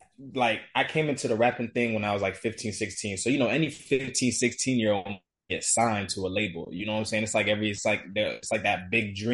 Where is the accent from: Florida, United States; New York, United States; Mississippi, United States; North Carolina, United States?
Florida, United States; I'm from Florida.